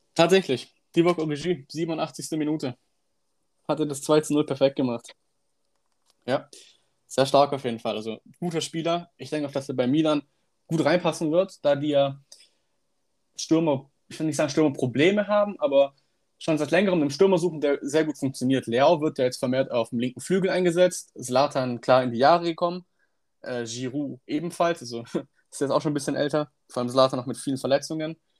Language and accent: German; Stuttgart, Baden-Württemberg, Germany; Ich bin nämlich auch aus Stuttgart